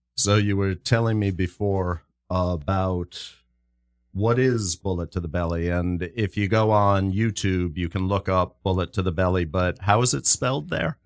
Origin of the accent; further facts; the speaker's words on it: New York, United States; I'm from New York, so I'm a little more familiar with the New York scene